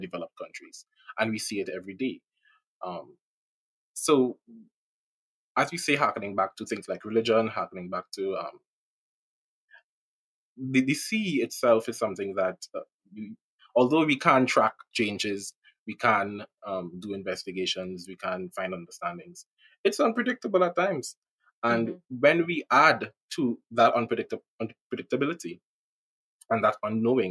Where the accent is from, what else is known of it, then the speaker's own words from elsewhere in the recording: Trinidad & Tobago; I'm from Trinidad, I'm from the Caribbean